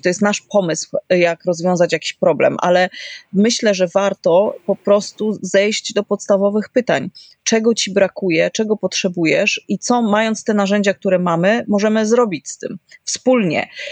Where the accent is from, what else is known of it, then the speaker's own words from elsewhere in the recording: Kraków, Lesser Poland, Poland; No ja jestem z Krakowa